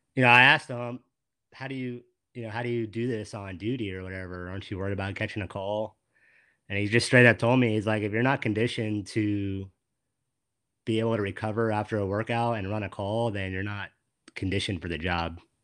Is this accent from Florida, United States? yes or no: yes; West Palm Beach, Florida, United States; moved away as an adult; now in Central Florida, United States; I grew up in West Palm